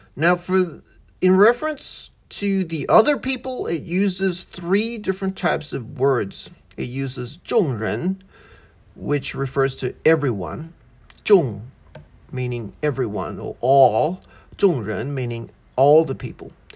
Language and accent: English; Australia; first language English; also born or lived in Malaysia; I was born in Malaysia, grew up in Australia, I have an Australian citizenship.